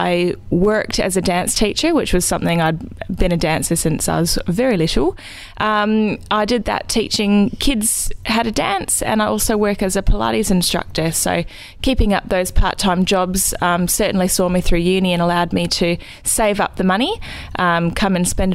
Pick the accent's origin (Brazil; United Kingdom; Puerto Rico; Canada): Canada; Vancouver, British Columbia; moved away as an adult; now in Western Australia, Australia; after being born and raised in Vancouver